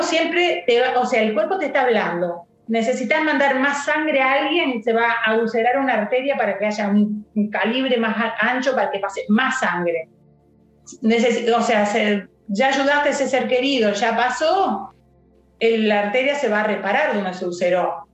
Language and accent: Spanish; Villa Carlos Paz, Córdoba, Argentina; soy de Carlos Paz